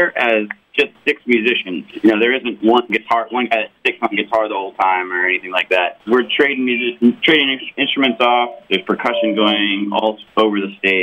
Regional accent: San Diego, California, United States; now in Florida, United States; I grew up in San Diego, California

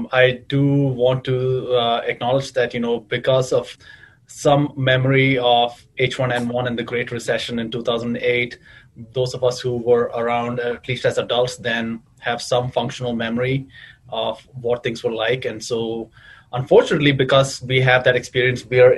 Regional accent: Chicago, Illinois, United States; moved away as an adult; now in New England, United States; the queer community that I grew up with in Chicago

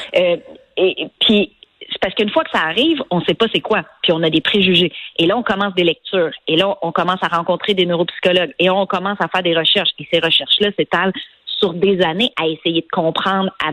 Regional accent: Montreal, Quebec, Canada; le quartier où j'ai grandi à Montréal

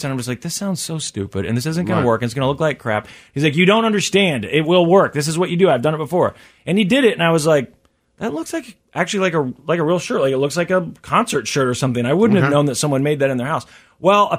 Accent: Kansas City, United States; a specific store growing up in Kansas City

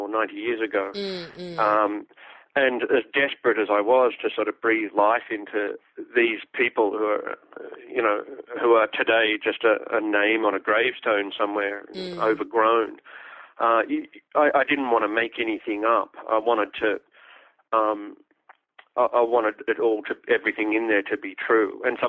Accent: Australia; Australian history, I was really bored by it at school

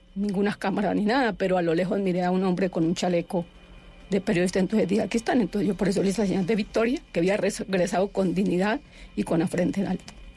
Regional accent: Palestina, Huila, Colombia; Yo soy de Palestina. Yo nací en, en Palestina, Huila.

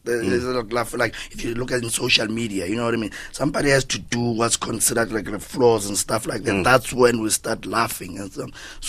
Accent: Limpopo, South Africa; I'm from Limpopo.

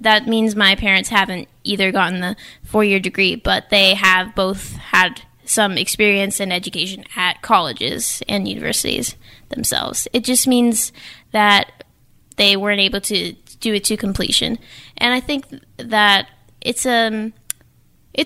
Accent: New Bedford, Massachusetts, United States; also born or lived in Falmouth, Massachusetts; I was born in Falmouth, but I have grown up mostly in New Bedford. So I would say that I'm from here

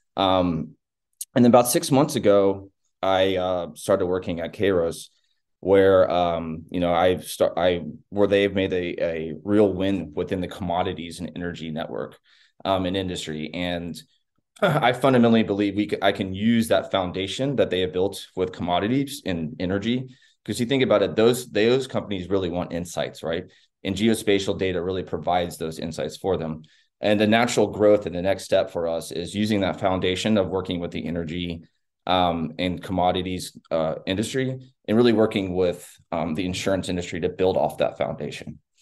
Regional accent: Texas, United States; I'm a Texan, not just an American

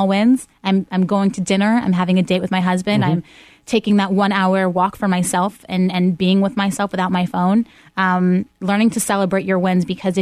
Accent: Pittsburgh, Pennsylvania, United States; moved away; I'm born and raised in Pittsburgh.

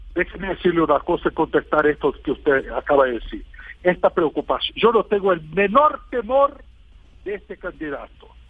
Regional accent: Brazil; Spanish is a second language; Yo tengo mucho orgullo de mi país

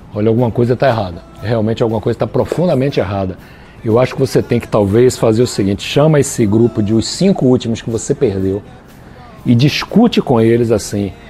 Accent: Bahia, Brazil; Da Bahia

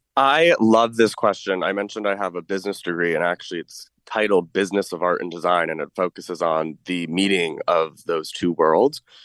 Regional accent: Manchester, Connecticut, United States; also born or lived in New York City; I'm born and raised in Manchester, Connecticut

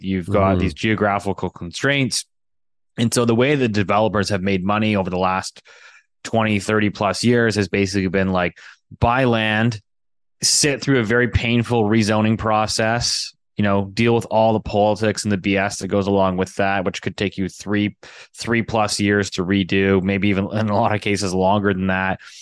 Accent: Richmond, British Columbia, Canada; I grew up in Richmond, BC

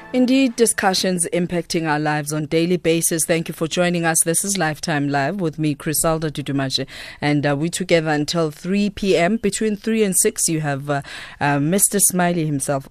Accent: South Africa

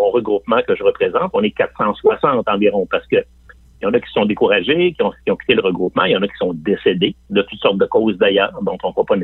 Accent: Limoilou, Quebec, Canada; Euh, moi-même, je viens de Limoilou. Je viens de, je viens de ce qu'on appelle l'Anglopole à trois coins de rue.

